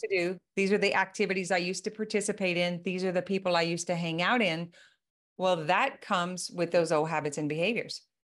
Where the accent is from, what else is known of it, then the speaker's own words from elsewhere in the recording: Louisiana, United States; I am from Louisiana